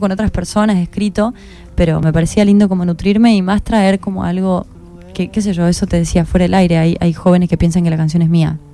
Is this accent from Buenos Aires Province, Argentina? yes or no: no; Córdoba, Argentina; moved away as an adult; now in Buenos Aires, Argentina; yo soy de Córdoba